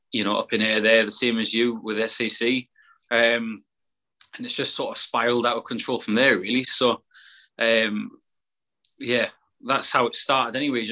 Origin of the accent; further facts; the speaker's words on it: Haltwhistle, North East England, United Kingdom; So originally I'm from Haltwhistle, just in the borders there, it's in Northumberland. Grew up not in farming.